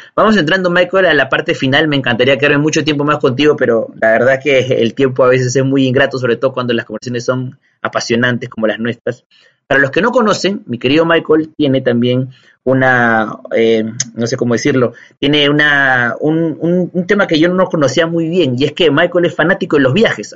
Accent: Peru; nuestro país

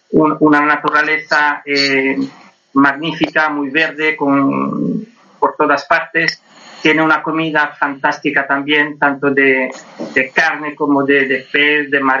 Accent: Switzerland; Gallego, gallego. Nacido y criado en Suiza, pero con mucho orgullo de La Coruña.

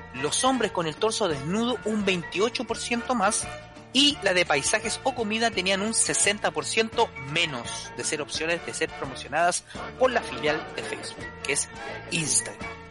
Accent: Valparaíso, Chile; mi ciudad natal

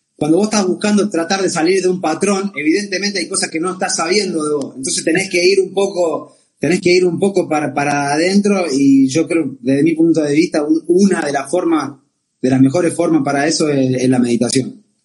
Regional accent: Argentina; nosotros somos argentinas

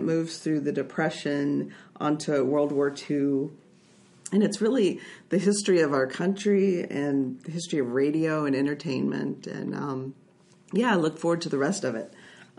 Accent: Texas, United States; I am from Texas

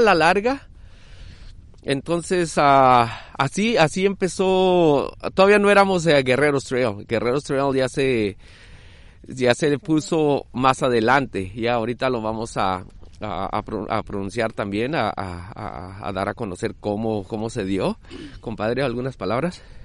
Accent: Tijuana, Baja California, Mexico; also born or lived in Jalisco; soy de Jalisco, pero criado en Tijuana desde los ocho años.

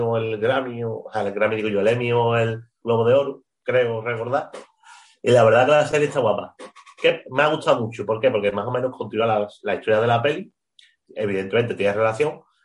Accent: Spain; los que somos malos somos los españoles

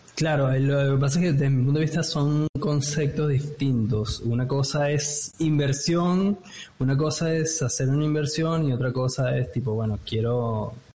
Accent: Venezuela; moved away as an adult; now in Buenos Aires, Argentina; yo soy de Venezuela, me vine en 2015 acá a Buenos Aires y como venezolano

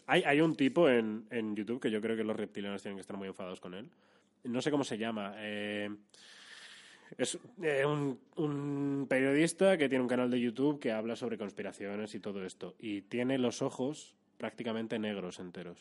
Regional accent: Madrid, Community of Madrid, Spain; Yo soy de Madrid capital, eh, sí, sí. O sea, encima nací

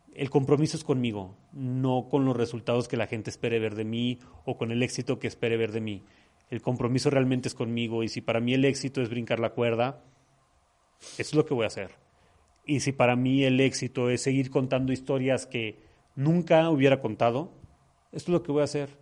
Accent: Mexico; Como macho mexicano mal educado

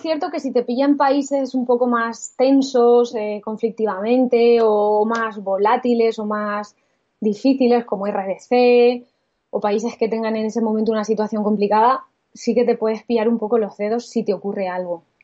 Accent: Spain; al ser españoles

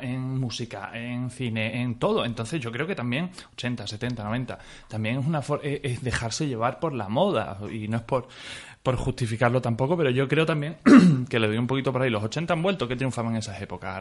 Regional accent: Mérida, Extremadura, Spain; yo soy de Mérida

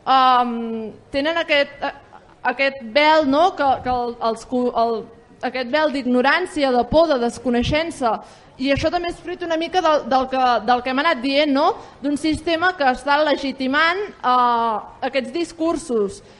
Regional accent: Vic, Catalonia, Spain; jo vinc de, de Vic

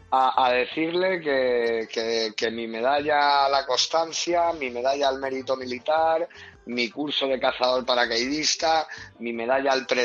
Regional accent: Spain; somos una asociación militar profesional y estamos reivindicando eh, que se nos reconozca como lo que somos, soldados españoles

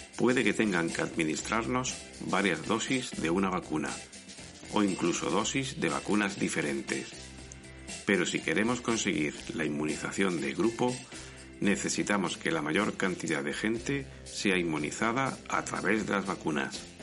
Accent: Spain

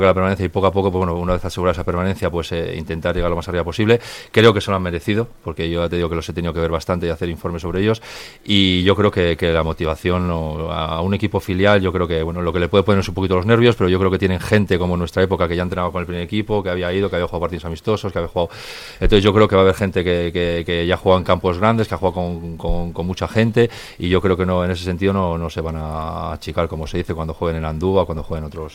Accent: Santander, Cantabria, Spain; moved away; el equipo de mi tierra

